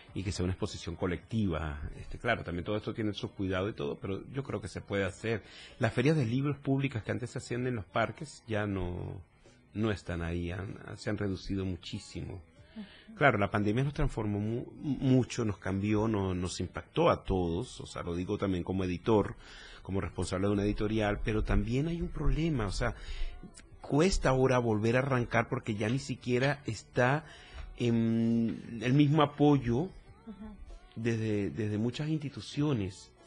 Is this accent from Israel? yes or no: no; Venezuela; moved away as an adult; also born or lived in Chile / Mexico; now in Tuxtla Gutiérrez, Mexico; soy venezolano, para que creo que queda claro con el acento por aquí